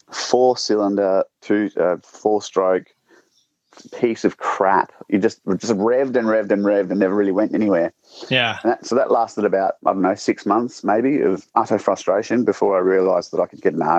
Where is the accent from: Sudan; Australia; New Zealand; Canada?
Australia; South Australia; moved away; I moved from South Australia to Victoria, which is kind of like changing countries in Australia.